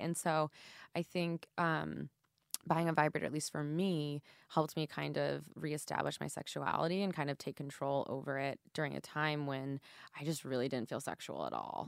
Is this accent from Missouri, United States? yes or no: yes; St. Louis, Missouri, United States; moved away; my hometown